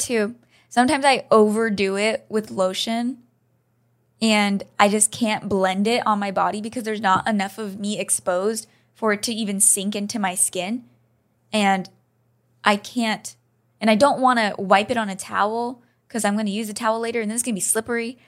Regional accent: United States; I'm an American

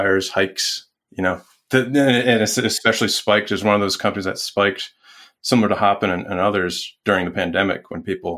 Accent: New York, United States; also born or lived in Salt Lake City / San Mateo / Salisbury, Maryland; now in Richmond, United States; I'm from New York, my family's there

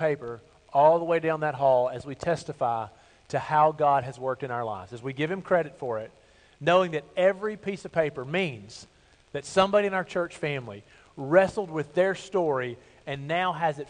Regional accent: Bible Belt South, United States; I grew up in the Bible Belt South

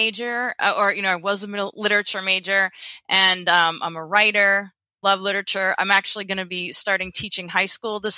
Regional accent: New Hampshire, United States; I'm from New Hampshire, USA.

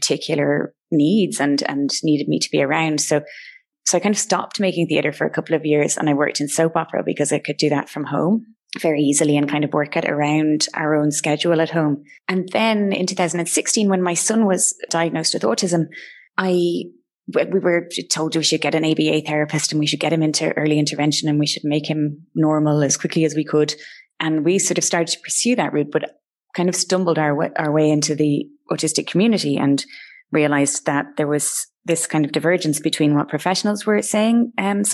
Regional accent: Cork, Munster, Ireland; also born or lived in Dublin / Cobh; So I was born in Dublin. I grew up mostly in Cork

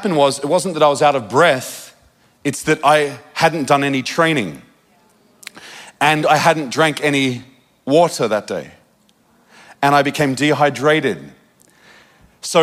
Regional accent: Australia; moved away; also born or lived in Redding, California; I'm from Australia

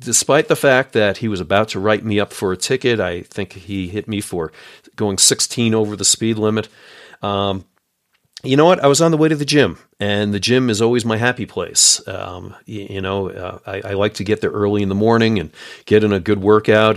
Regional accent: New York, United States; I'm a New Yorker

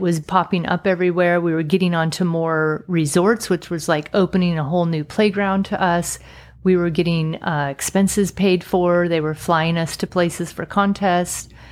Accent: Sacramento, California, United States; moved away; also born or lived in Utah; wanted to come back to Sacramento, where my hometown was, but not live in Sacramento

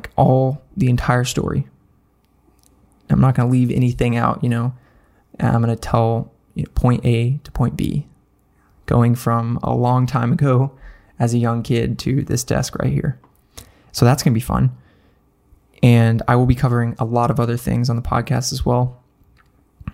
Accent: Nashville, Tennessee, United States; Nashville, my hometown

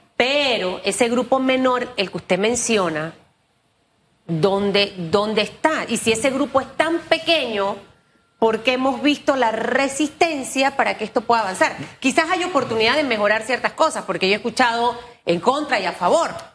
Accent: Panama; como ciudadana, como panameña

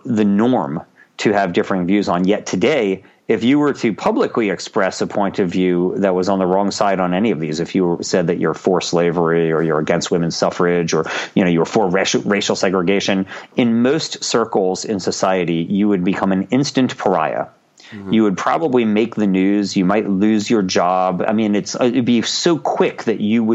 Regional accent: United States; I'm an American

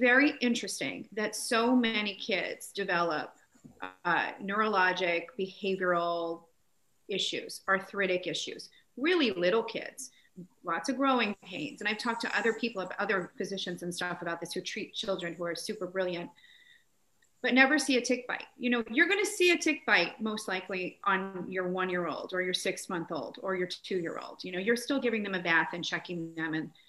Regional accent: New Jersey, United States; I grew up in New Jersey, always playing in the woods

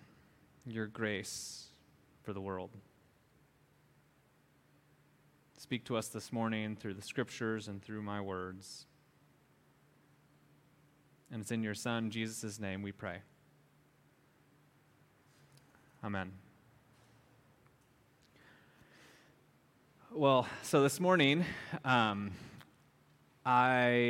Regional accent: Minnesota, United States; now in Hawaii, United States; I grew up in Minnesota and have many family members

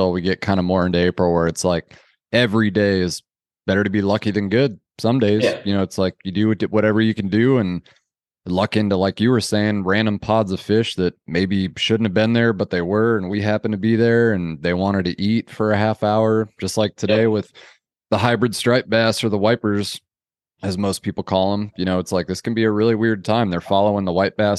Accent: Wisconsin, United States; now in Kansas, United States; I'm originally from Wisconsin and moved to Kansas 20 some odd years ago now

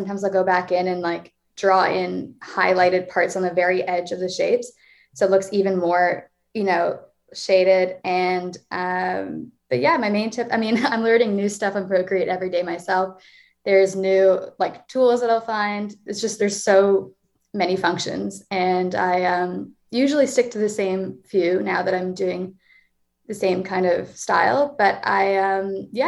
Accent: Toronto, Ontario, Canada; moved away as an adult; now in Montreal, Canada; I am 22, I'm from Toronto

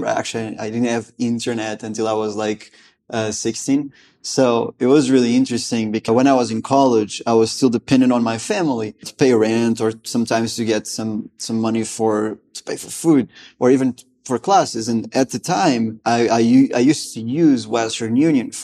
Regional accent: Lisbon, Portugal; moved away as an adult; also born or lived in Gainesville, Florida; I'm originally from Lisbon, Portugal, out there in Europe.

